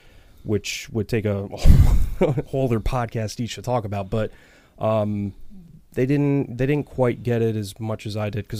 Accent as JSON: {"language": "English", "town": "Brick", "region": "New Jersey", "country": "United States", "tie": "born or raised there", "said": "I grew up in Brick, New Jersey, and I had like a fairly, you know, tumultuous childhood."}